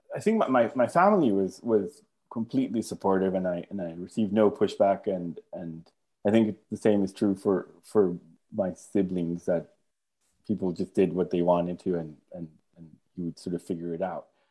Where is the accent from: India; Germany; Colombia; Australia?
Colombia; moved away as an adult; I was born in Colombia, and I grew up in Colombia.